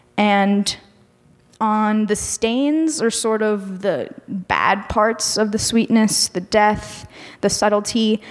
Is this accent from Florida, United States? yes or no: yes; Miami, Florida, United States; moved away as an adult; now in Chicago, United States; I come from Miami, so there is a significant Mexican population there